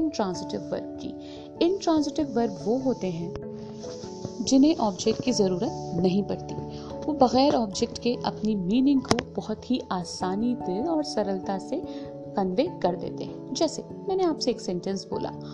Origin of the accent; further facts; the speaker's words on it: India; first language Hindi; हम हिंदुस्तानी हैं हमारी मातृभाषा हिंदी है